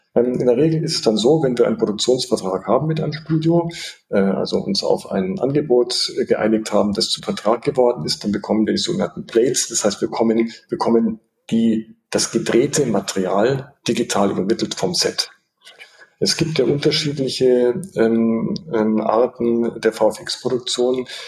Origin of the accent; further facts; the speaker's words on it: Munich, Bavaria, Germany; ich bin äh, in München aufgewachsen, geboren und aufgewachsen